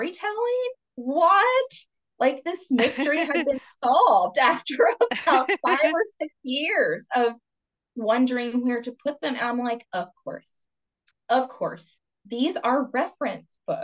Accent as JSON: {"language": "English", "region": "Kentucky", "country": "United States", "also_born_or_lived": "Vancouver area, Canada", "moved": "as an adult", "lives_now": "Vancouver, Canada", "said": "I'm Appalachian from Kentucky."}